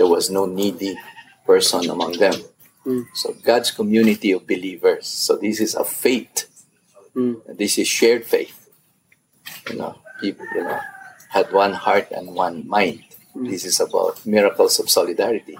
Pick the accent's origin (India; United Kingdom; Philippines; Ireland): Philippines; my own definition of being Filipino has expanded